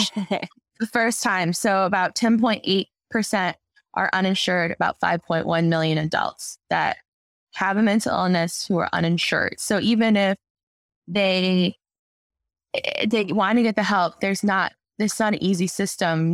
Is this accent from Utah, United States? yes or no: no; Arizona, United States; now in Chicago, United States; I'm originally from Arizona